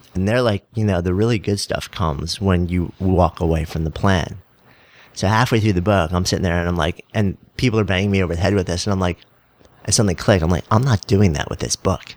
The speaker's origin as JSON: {"language": "English", "region": "New York", "country": "United States", "said": "I'm a New Yorker"}